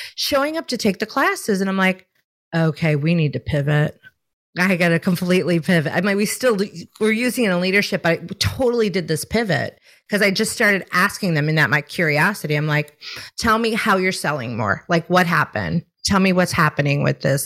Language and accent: English; Chicago, Illinois, United States; now in South Carolina, United States; I'm born and raised in Chicago